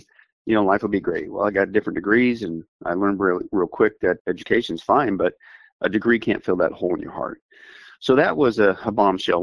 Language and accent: English; southeast Kansas, United States; I grew up in Kansas, in that southeast corner at that time